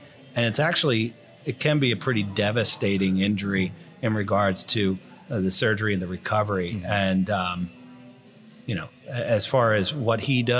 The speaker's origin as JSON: {"language": "English", "region": "New Jersey", "country": "United States", "said": "Because I'm from Jersey."}